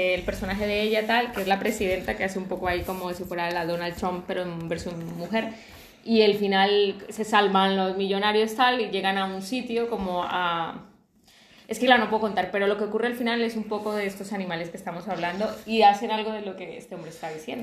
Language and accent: Spanish; Colombia; now in Spain; yo que soy de Colombia